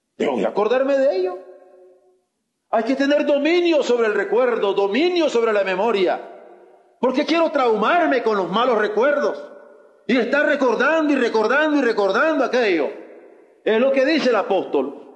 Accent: Mexico; como mexicanos

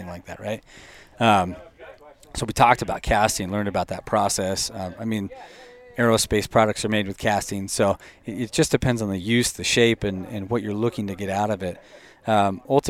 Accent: Boise, Idaho, United States; I'm from Boise

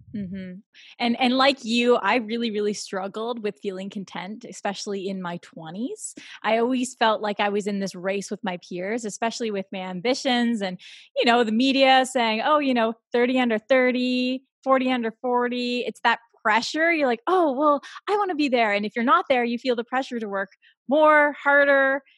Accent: Toronto, Ontario, Canada; also born or lived in California; I'm from Toronto

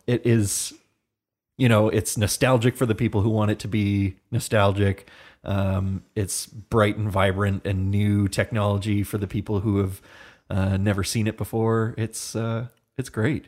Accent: Hamilton, Ontario, Canada; I am from Hamilton, Ontario

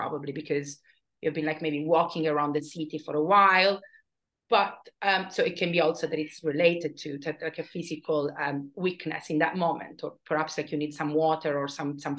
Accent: Bari, Apulia, Italy; moved away; I come from Bari originally.

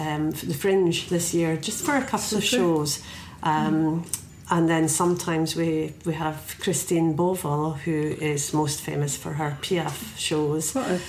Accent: Scotland, United Kingdom; myself as a Scottish poet

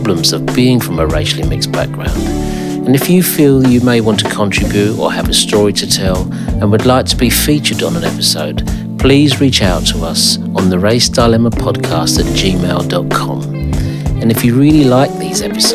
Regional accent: London, United Kingdom; I grew up in Stockwell

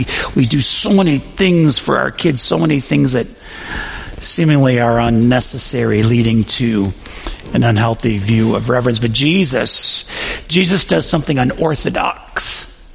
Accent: Western New York, United States; I grew up in Western New York

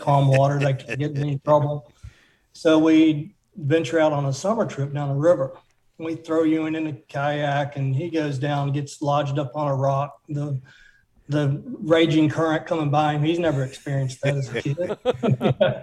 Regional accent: Abingdon, Virginia, United States; moved away; Southwest Virginia in Abingdon.

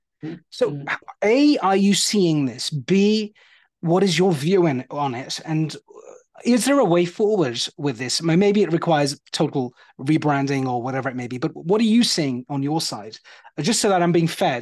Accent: United Kingdom; accent: British; also born or lived in India; I've been in the UK most of my life

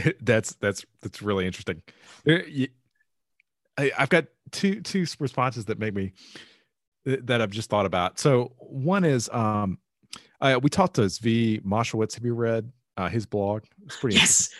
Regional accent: Rocky Mount, North Carolina, United States; my hometown, Rocky Mountain, in the middle of nowhere.

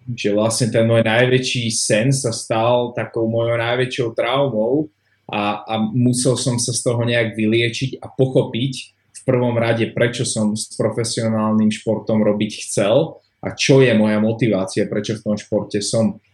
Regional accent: Slovakia; also born or lived in Australia

